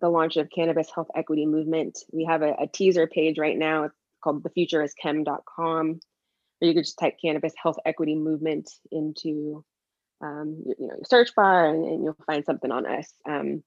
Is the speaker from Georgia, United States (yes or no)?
no; Portland, Oregon, United States; I was from Portland. I was born here.